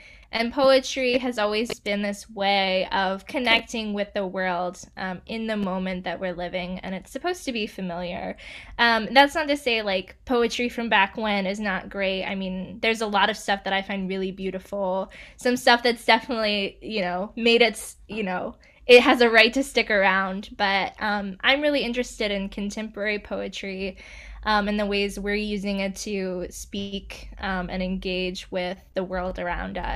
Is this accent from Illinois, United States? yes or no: no; Pampa, Texas, United States; also born or lived in Spartanburg, South Carolina / Chicago; now in Durham, United States; I'm originally from Spartanburg, South Carolina, and then I moved to the panhandle of Texas when I was 9 in a city called Pampa